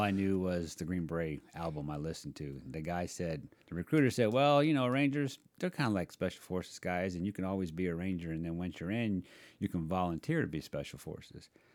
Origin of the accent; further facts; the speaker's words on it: Virginia Beach, Virginia, United States; I grew up on Virginia Beach